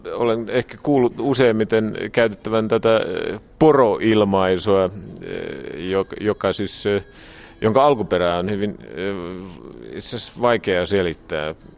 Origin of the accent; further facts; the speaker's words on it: Harku, Harju County, Estonia; Finnish is a second language; moved away as an adult; also born or lived in Koski, Finland / Kouvola, Finland; now in Tallinn, Estonia; enpä ole tallinnalainen, että olen Harkusta. Ja itse asiassa en ole asunut varsinaisesti ja virallisesti ollut Tallinnassa